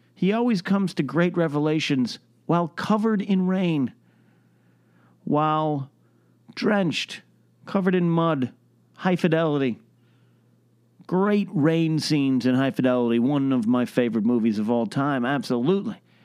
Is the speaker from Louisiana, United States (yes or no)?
no; Arroyo Grande, California, United States; moved away; my hometown, my home area, Pismo Beach, Arroyo Grande, San Luis, we call ourselves the Central Coast